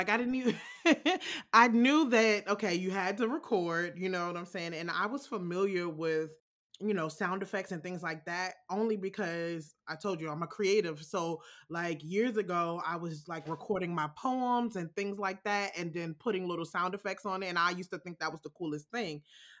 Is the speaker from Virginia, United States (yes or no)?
yes; Alexandria, Virginia, United States; I am from Alexandria, Virginia. It's in the DC metro area. It's a small part of Virginia as compared to other parts. And it's almost city, but not quite. It's like a step away from being the city.